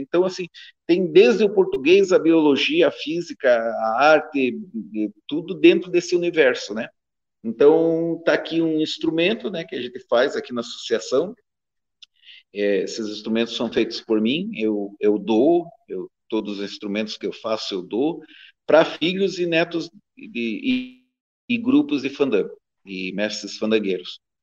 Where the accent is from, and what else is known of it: Brazil; accent: Caiçara